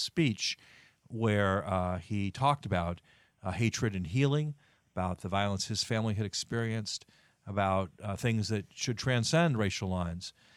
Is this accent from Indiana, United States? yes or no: yes; Indiana, United States; Indiana, my home state